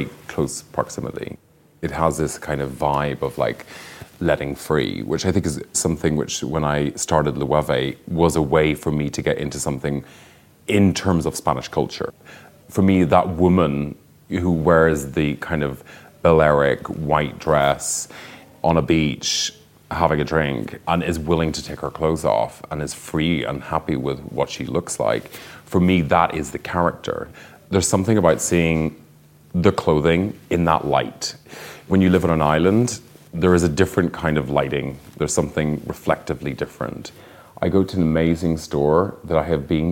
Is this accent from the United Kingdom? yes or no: yes; Northern Ireland, United Kingdom; I grew up in Northern Ireland